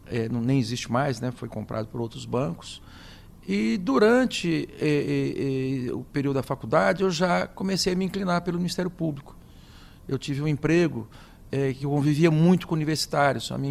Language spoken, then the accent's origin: Portuguese; Tupã, São Paulo, Brazil; also born or lived in Adamantina; Eu sou do interior do estado de São Paulo, nasci numa cidade chamada Adamantina, na Alta Paulista, e me criei em Tupã.